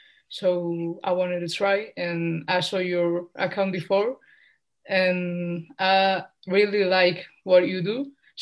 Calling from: Spain; I'm calling from Spain and I'm 17 years old and I'm so happy to be here.

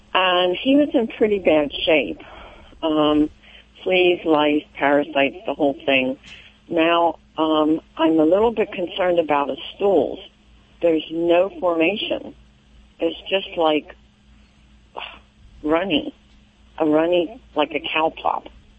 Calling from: Denver, Pennsylvania, United States; Denver, Pennsylvania.

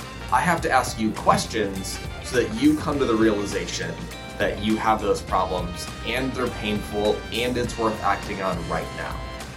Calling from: Los Angeles, California, United States; Los Angeles, California. It's 93 degrees today.

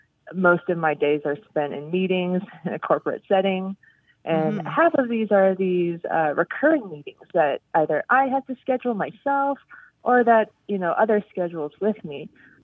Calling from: Seattle, Washington, United States; I'm calling in from Seattle.

